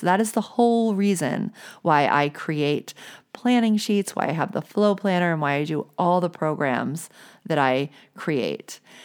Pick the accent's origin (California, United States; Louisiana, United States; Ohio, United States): Louisiana, United States; New Orleans; I grew up in the South. I grew up in New Orleans